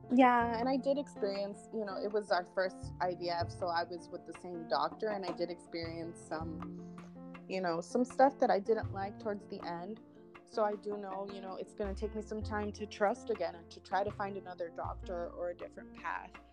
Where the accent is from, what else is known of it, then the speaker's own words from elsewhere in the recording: California, United States; now in Tucson, United States; I'm originally from California, but I'm currently living in Tucson, Arizona.